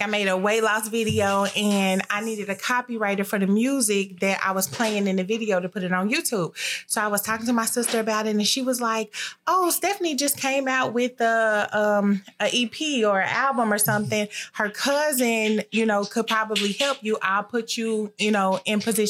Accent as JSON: {"language": "English", "town": "Kansas City", "region": "Missouri", "country": "United States", "tie": "born or raised there", "said": "I am born and raised in Kansas City, Missouri"}